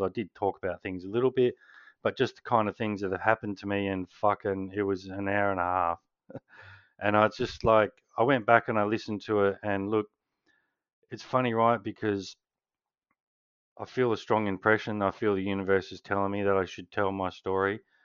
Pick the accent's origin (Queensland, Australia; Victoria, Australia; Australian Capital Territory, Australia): Australian Capital Territory, Australia; Canberra; I was born in Canberra